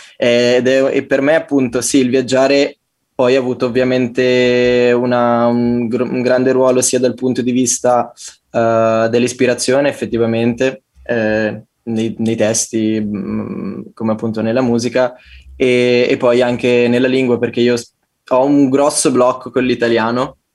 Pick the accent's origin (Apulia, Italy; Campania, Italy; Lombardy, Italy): Lombardy, Italy; Como; moved away as an adult; now in Turin, Italy; sono appena tornato da, da, Como, dalla mia terra natia.